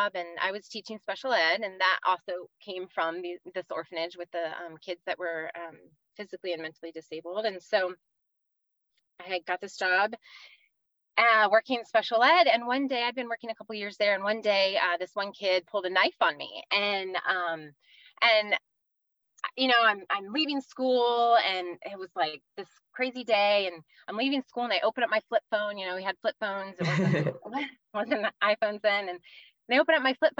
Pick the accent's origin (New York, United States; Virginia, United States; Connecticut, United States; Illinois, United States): Virginia, United States; moved away as an adult; now in California, United States; I grew up in Virginia, kind of outside DC